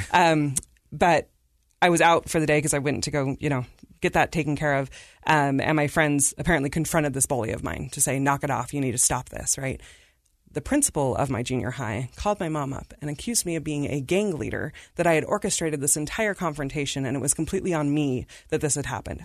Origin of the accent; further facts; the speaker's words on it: Davis County, Utah, United States; also born or lived in India / Salt Lake City, Utah; we grew up in Davis County